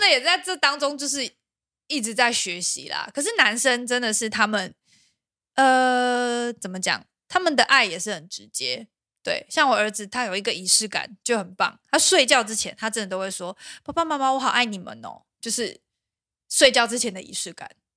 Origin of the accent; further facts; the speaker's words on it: Pingtung, Pingtung County, Taiwan; now in Taipei, Taiwan; 我们家因为小时候我们在屏东长大